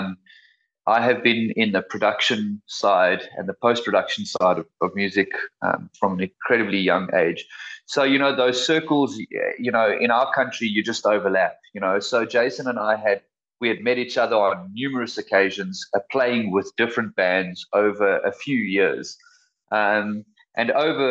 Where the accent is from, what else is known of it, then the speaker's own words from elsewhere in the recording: South Africa; being a South African band and being South Africans